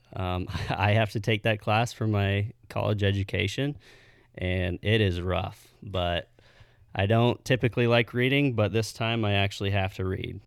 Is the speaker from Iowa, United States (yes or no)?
yes; Missouri Valley, Iowa, United States; I grew up in Missouri Valley my whole life.